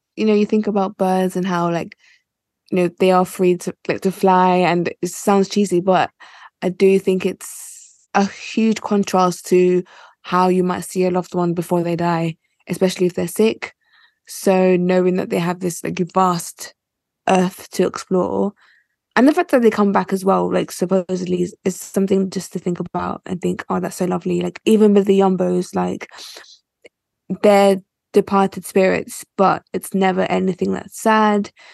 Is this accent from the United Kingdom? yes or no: yes; United Kingdom; So I'm Nigerian, but I was born in the UK.